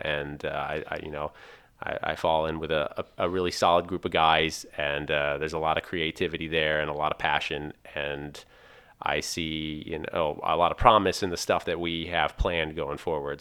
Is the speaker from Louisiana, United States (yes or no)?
no; Pennsylvania, United States; I come from Pennsylvania